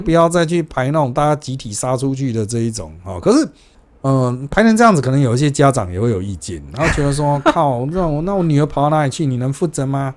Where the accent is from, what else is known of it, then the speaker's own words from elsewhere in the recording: Taipei, Taiwan; 那可是呢，我们台北人，我们就算搭高铁